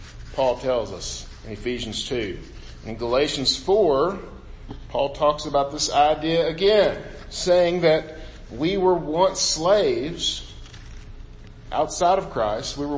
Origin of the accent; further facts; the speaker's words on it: Bootheel of Missouri, United States; growing up in the Boot Hill of Missouri, where you're basically surrounded by fields at all times